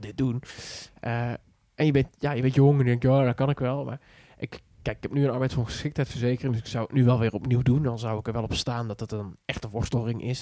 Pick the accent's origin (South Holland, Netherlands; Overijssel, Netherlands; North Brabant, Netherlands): North Brabant, Netherlands; Schijndel; ik kom uit het Brabants dorpje Schijndel